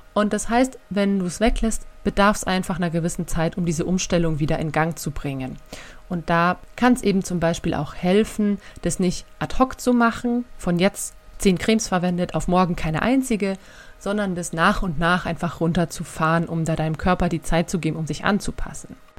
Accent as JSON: {"language": "German", "country": "Germany", "said": "bei uns in Deutschland"}